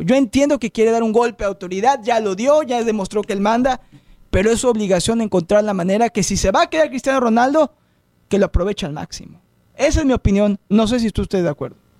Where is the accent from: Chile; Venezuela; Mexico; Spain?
Mexico; soy mexicano